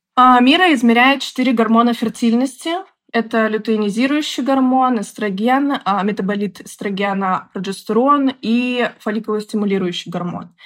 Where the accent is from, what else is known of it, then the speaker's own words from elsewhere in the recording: Minsk, Belarus; moved away as an adult; also born or lived in Moscow; Я из Беларуси, из города Минска. Бакалавриат я заканчивала в Минске